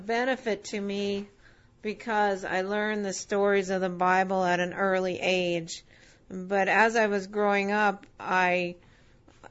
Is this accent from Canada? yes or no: yes; Winnipeg, Manitoba, Canada; also born or lived in Nova Scotia; I was born in Nova Scotia. And I was raised in Winnipeg for most of my life